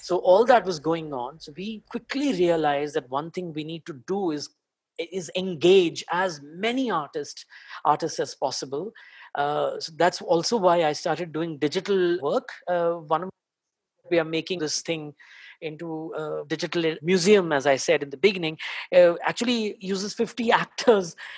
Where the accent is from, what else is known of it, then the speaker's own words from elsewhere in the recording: Delhi, India; now in Mumbai, India; I, I live in Bombay, but I'm basically from Delhi